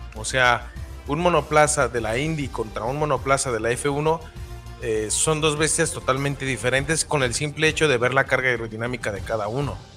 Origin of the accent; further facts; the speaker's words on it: Mexico; como mexicanos